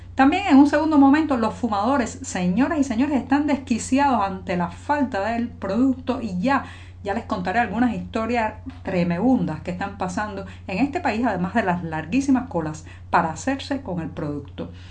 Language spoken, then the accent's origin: Spanish; Cuba; cubana, periodista, ciudadana